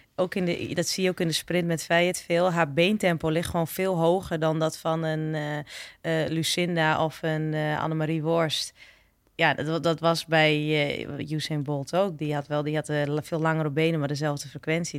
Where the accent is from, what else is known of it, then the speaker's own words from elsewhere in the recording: eastern Netherlands, Netherlands; ik kom uit het oosten